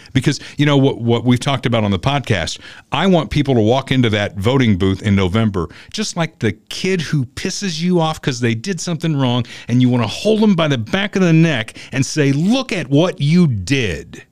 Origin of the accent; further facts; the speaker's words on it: Southern Indiana, United States; now in Kansas City area, United States; growing up in Southern Indiana, I feel like I grew up in Realville